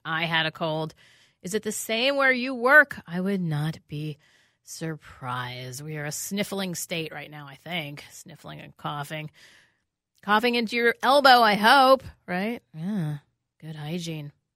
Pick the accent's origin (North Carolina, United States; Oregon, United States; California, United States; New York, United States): New York, United States; New York City; I grew up in New York City